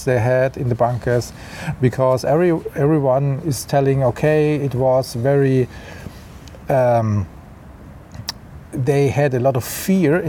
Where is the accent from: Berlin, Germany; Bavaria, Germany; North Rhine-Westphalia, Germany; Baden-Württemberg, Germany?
Baden-Württemberg, Germany; Mannheim; also born or lived in Amsterdam; So I was born in the city of Mannheim. Mm. I grew up in Mannheim.